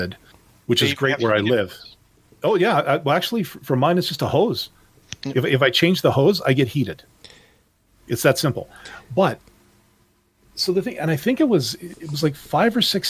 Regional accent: Canada; I'm Canadian

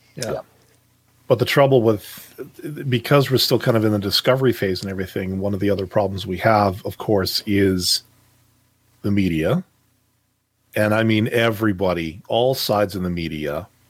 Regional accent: Canada; as a Canadian

